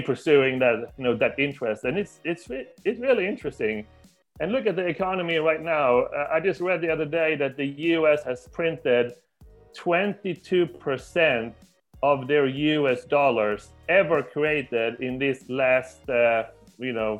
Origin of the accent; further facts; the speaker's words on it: Sweden; I'm from Sweden, and I live most of the time in Sweden